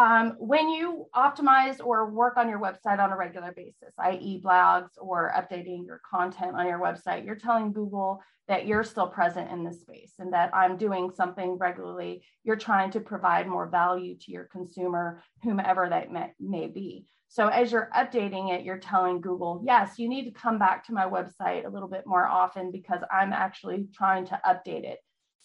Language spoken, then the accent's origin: English; California, United States; also born or lived in Virginia; now in Texas, United States; Well, I live in Texas. I'm not from here. I'm from California, then Virginia. So military kid. Live in Texas for about 8 years with my husband.